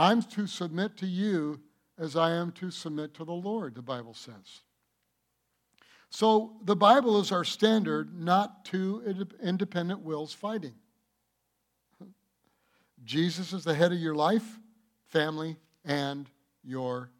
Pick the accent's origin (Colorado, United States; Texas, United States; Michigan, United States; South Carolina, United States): Michigan, United States; I'm from Michigan. And we talk like that a lot.